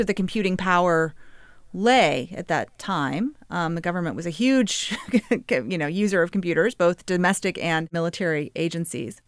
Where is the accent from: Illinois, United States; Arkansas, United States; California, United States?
Arkansas, United States; Little Rock; I grew up in Little Rock, Arkansas